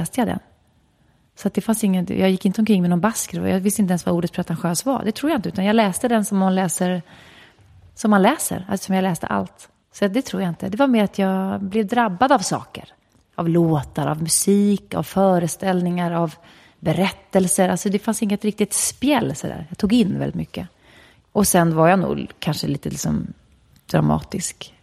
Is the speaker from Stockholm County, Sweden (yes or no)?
yes; Stockholm, Stockholm County, Sweden; sen föddes jag där, i skogen. Och eh, det var en bra plats att växa upp på